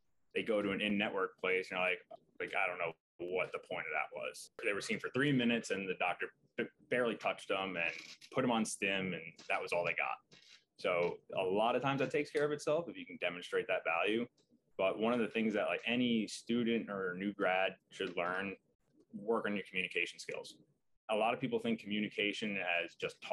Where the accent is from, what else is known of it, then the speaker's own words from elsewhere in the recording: Long Island, New York, United States; I'm originally from Long Island, so it just kind of made sense to work in the city